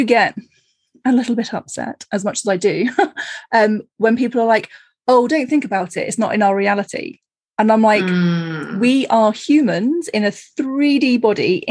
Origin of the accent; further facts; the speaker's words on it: Cornwall, South West England, United Kingdom; moved away; I grew up in Cornwall